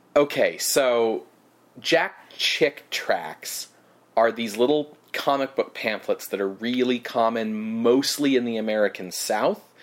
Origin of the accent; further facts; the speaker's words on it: Canada; because I'm Canadian